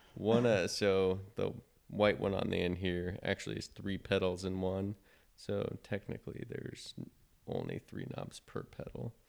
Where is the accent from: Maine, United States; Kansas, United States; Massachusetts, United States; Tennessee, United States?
Kansas, United States; Wichita; also born or lived in Manhattan, Kansas; now in Kansas City, United States; I am from Wichita, Kansas